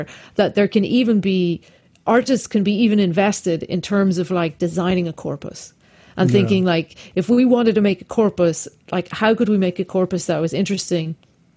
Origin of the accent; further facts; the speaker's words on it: Ireland; I'm Irish.